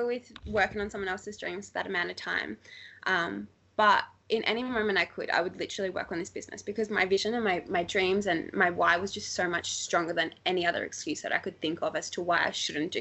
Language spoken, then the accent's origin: English; Australia; I left Australia for the first time in my whole entire life 3 months after starting this business